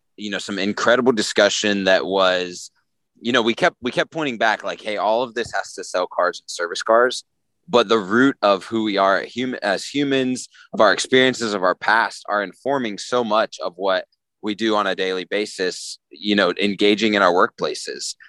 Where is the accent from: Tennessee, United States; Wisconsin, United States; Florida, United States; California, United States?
Tennessee, United States; Nashville; I'm from Nashville